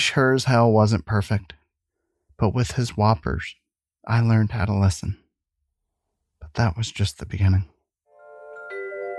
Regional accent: Central Ohio, United States; we grew up in Central Ohio in an apartment complex called King's Court

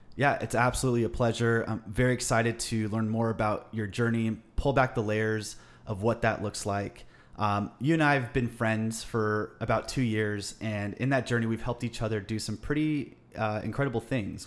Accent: Los Angeles, California, United States; growing up in Los Angeles, in, uh, the Western United States

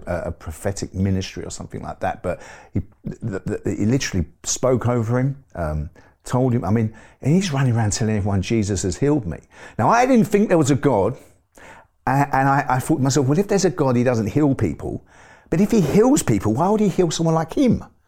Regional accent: London, United Kingdom; also born or lived in Forest Gate / Ilford; was born in East London. I grew up in an area called Forest Gate, and, um, and then we moved to, uh, a little way out to Ilford. So it was all sort of East London as a young man

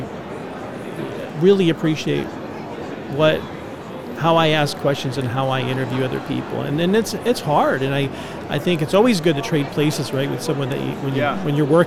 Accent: Connecticut, United States; also born or lived in Pennsylvania / Grand Rapids, Michigan; now in Phoenix, United States; I was born in Pennsylvania, I grew up in Connecticut, and then, you know, later on I moved to the Midwest

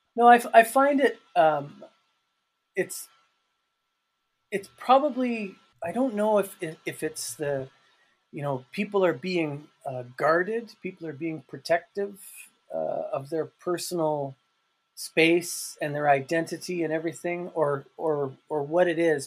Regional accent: Calgary, Alberta, Canada; moved away as an adult; also born or lived in Turkey; now in Freiburg, Germany; Canada will always be home mm-hmm. for me, mm-hmm. and Calgary will always be my hometown

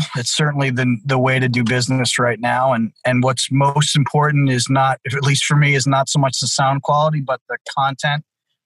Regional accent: Ireland; I'm Irish

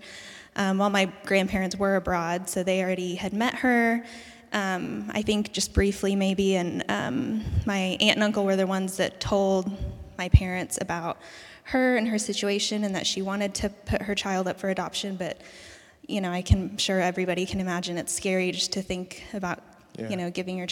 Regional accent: Burnsville, Minnesota, United States; I was born in Burnsville, Minnesota, which is right outside of St. Paul, 1989

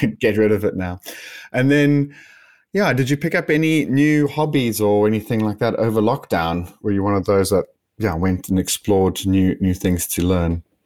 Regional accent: South Africa; me being South African

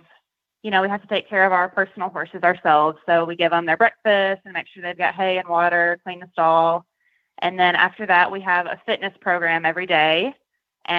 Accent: Jonesboro, Arkansas, United States; I am from Jonesboro, Arkansas

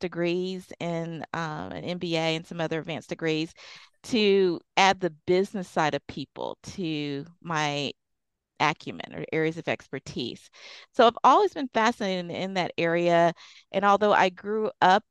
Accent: Deep South, United States; I grew up in the Deep South

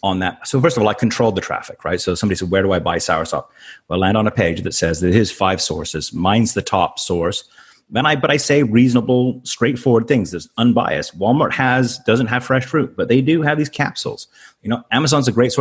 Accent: Canada; moved away as an adult; also born or lived in Tampa, United States / Malaysia; I'm a Canadian. I grew up Canadian, so we came to the U.S. for 5 years

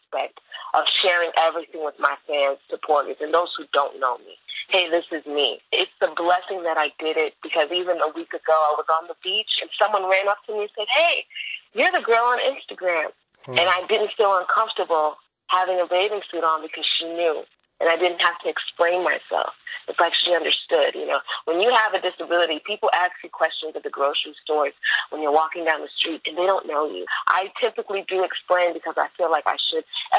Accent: Florida, United States; I am from Florida.

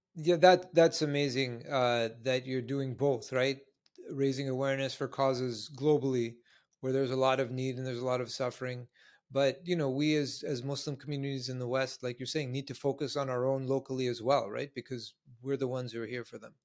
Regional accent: Canada; now in New York, United States; I live in New York, but I'm originally Canadian.

